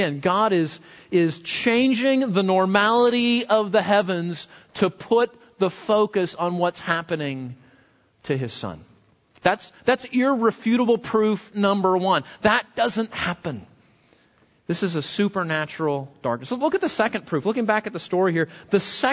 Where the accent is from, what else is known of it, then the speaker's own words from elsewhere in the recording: West Coast, United States; moved away; grew up on the West Coast. Earthquakes were pretty common